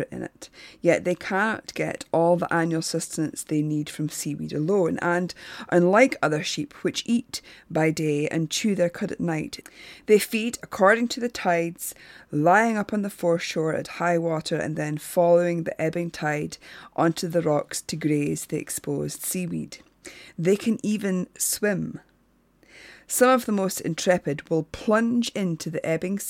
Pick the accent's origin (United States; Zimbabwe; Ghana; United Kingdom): United Kingdom; Shetland, Scotland; growing up in Shetland